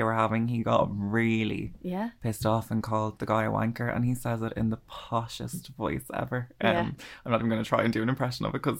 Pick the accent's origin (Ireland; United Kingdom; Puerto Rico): Ireland; as Irish people